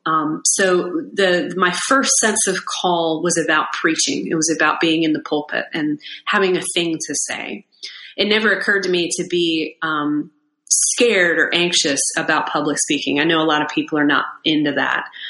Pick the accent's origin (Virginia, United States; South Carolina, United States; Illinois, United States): South Carolina, United States; Irmo; now in Winston-Salem, United States; I grew up outside of Columbia, South Carolina, in Irmo